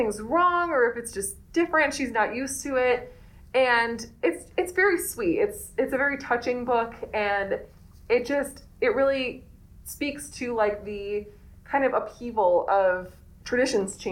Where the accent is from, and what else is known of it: East Coast, United States; born or raised there; moved away